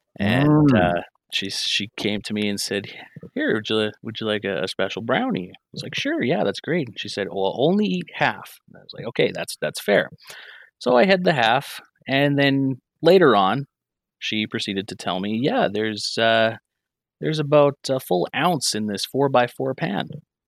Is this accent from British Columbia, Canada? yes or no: no; Edmonton, Alberta, Canada; I was born and raised in Edmonton, Alberta.